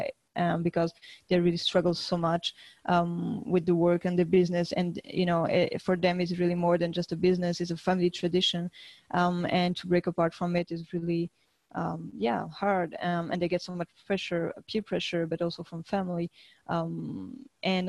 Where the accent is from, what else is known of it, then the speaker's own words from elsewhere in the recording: France; now in Valencia, Spain; I'm from France initially, but I'm living in Spain